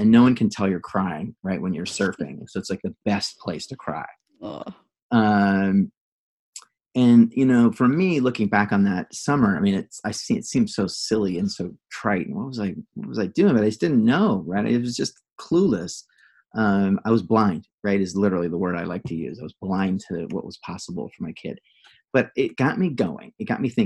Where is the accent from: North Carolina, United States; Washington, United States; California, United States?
California, United States; Santa Barbara; I grew up in Santa Barbara